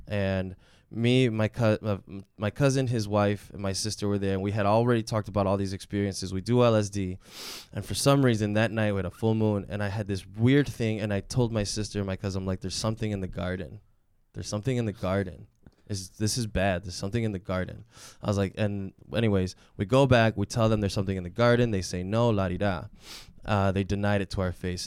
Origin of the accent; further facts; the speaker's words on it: Chicago, Illinois, United States; also born or lived in Mexico; I was raised here in Chicago, I was born in Mexico.